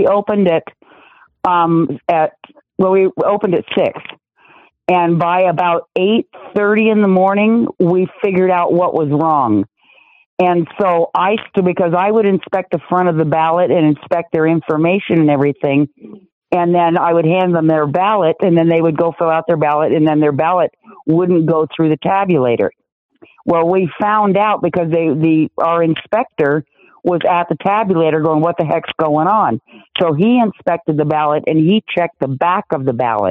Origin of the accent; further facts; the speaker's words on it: Las Vegas, Nevada, United States; moved away as an adult; also born or lived in Arizona; I grew up in Las Vegas in the mid 70s to the mid 80s as a teenager.